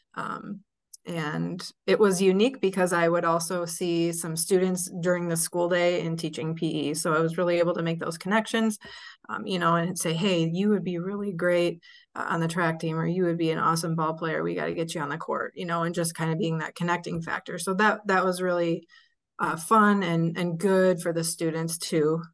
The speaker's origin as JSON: {"language": "English", "town": "Sun Prairie", "region": "Wisconsin", "country": "United States", "tie": "born or raised there", "said": "Sun Prairie here in my hometown"}